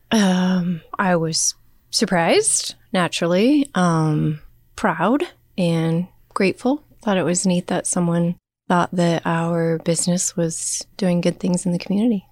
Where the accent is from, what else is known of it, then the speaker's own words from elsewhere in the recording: Wamego, Kansas, United States; also born or lived in Manhattan, Kansas; I grew up in Wamego